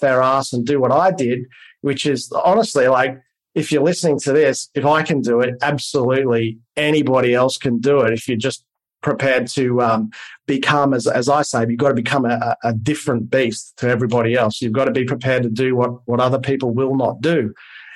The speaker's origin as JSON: {"language": "English", "country": "Australia"}